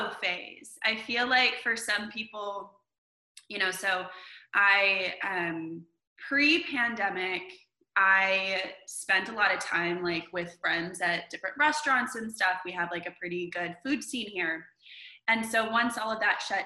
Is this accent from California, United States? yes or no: yes; Vacaville, California, United States; moved away as an adult; also born or lived in Los Angeles, California; now in Nashville, United States; I'm originally from Northern California, a town called Vacaville